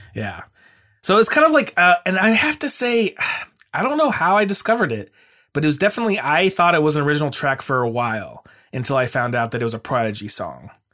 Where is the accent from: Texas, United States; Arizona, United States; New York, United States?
Arizona, United States; Mesa; now in Portland, United States; I grew up in Arizona in Mesa